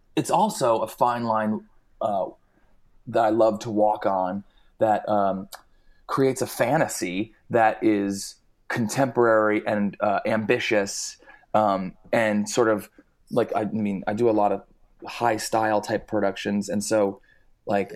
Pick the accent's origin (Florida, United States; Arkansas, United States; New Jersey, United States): New Jersey, United States; now in Los Angeles, United States; I grew up in New Jersey. I live in Los Angeles now